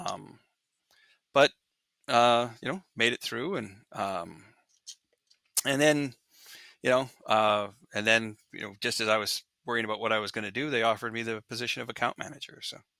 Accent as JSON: {"language": "English", "town": "Regina", "region": "Saskatchewan", "country": "Canada", "tie": "born or raised there", "moved": "yes", "lives_now": "Seattle, United States", "said": "I grew up in Regina"}